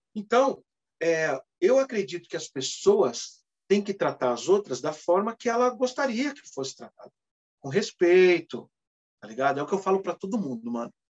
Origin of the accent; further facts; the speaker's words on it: São Paulo, Brazil; sou nascido e criado no Cangaíba